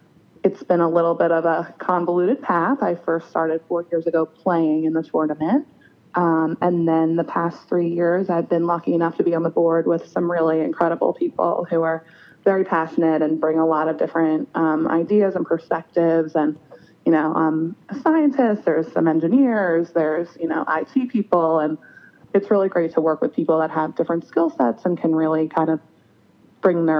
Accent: Long Island, New York, United States; now in Philadelphia, United States; I grew up on Long Island

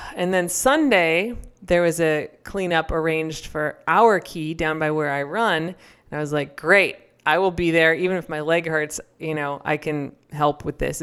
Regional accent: United States; an American growing up

